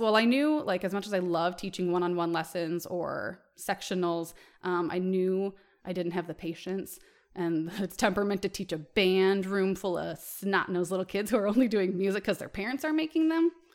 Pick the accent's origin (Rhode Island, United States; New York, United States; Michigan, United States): Michigan, United States; moved away; I'm from Michigan originally